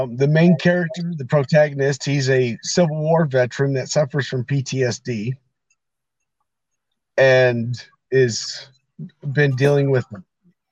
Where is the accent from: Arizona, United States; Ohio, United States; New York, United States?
Arizona, United States; also born or lived in California; now in Michigan, United States; I grew up on ranches. I grew up in Arizona and California